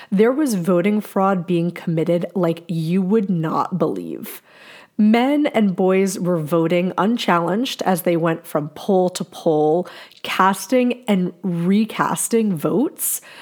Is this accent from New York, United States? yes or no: no; New Jersey, United States; my home state of New Jersey.